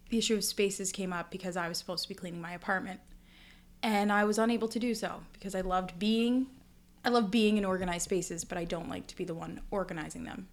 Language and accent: English; United States; as an American